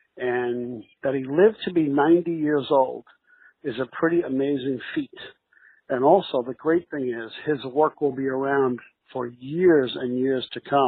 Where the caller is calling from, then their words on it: New York City, New York, United States; I'm calling you from New York City.